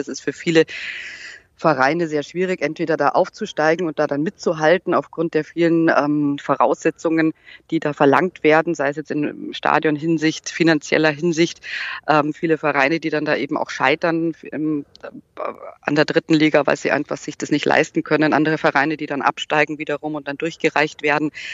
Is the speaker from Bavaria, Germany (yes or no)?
yes; Munich, Bavaria, Germany; ich komme aus München